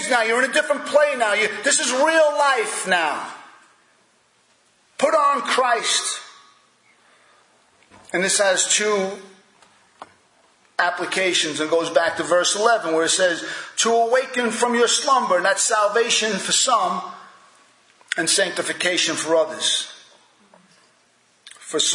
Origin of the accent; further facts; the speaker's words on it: United States; I was born in America